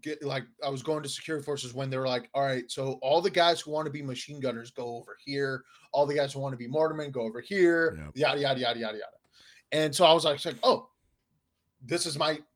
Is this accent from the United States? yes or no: yes; Southern California, United States; I'm from Southern California.